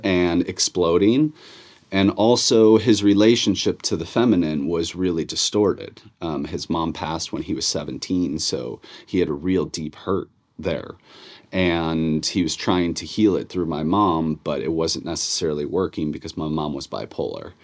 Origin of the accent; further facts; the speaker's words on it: Chicago, Illinois, United States; born and raised in Chicago